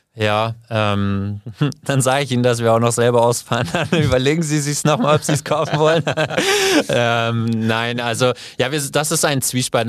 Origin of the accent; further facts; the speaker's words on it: Kaufbeuren, Bavaria, Germany; moved away as an adult; also born or lived in Argentina; now in Munich, Germany; Ich komme eigentlich aus dem Allgäu, aus Kaufbeuren. Da bin ich aufgewachsen, 18 Jahre lang